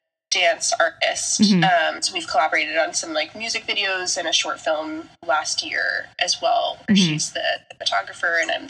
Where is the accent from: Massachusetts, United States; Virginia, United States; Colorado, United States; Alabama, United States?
Colorado, United States; now in Brooklyn, New York, United States; I was born in Colorado. Yep. Yeah. I was raised here.